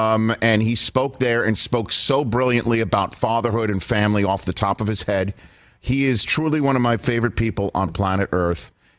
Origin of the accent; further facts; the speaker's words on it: New York City, New York, United States; now in Los Angeles, United States; Yeah. I'm from New York. You know, I'm from New York City.